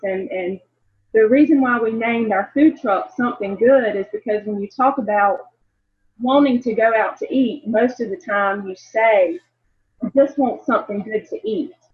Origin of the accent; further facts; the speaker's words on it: the South, United States; growing up in the South